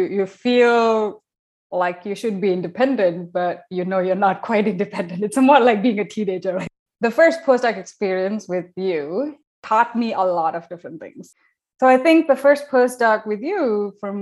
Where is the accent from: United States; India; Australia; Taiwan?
India; moved away as an adult; also born or lived in Southampton, England / Brighton, England / Glasgow, Scotland; When I moved for the first time out of India to Southampton in England